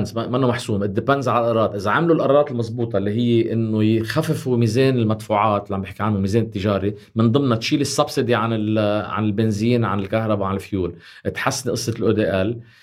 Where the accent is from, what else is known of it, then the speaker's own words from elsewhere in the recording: Lebanon; نحن كلبنانيين